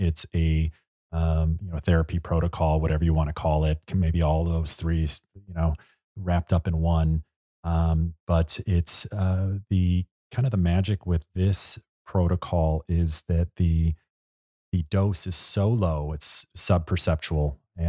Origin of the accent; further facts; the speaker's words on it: Chicago, Illinois, United States; And you know, as we've talked about, we're both from Chicago. We've cut our teeth in the big windy city.